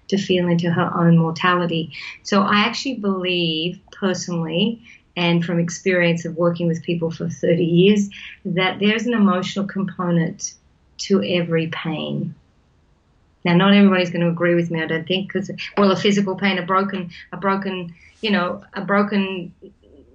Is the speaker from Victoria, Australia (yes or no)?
no; New South Wales, Australia; I grew up in New South Wales, Australia, as a country girl on a farm